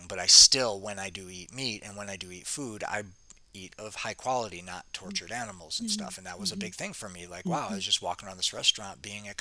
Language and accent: English; Detroit, Michigan, United States; moved away as an adult; also born or lived in Arizona; now in Costa Rica; I grew up in Detroit city